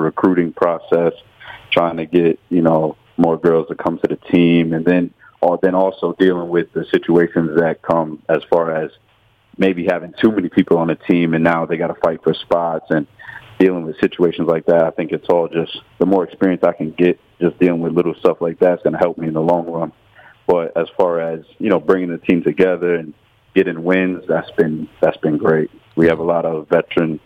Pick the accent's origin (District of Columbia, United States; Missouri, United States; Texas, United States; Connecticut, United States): Connecticut, United States; moved away as an adult; also born or lived in New York / Rhode Island; now in Darwin, Australia; I was raised in Connecticut